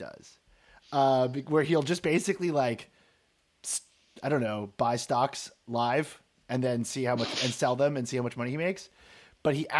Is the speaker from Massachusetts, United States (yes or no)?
yes; Marblehead, Massachusetts, United States; moved away; I'm from Marblehead, Massachusetts